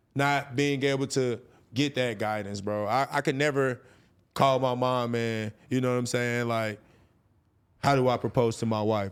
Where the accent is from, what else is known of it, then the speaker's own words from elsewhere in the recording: North Carolina, United States; moved away as an adult; now in California, United States; I moved to California from, I'm from North Carolina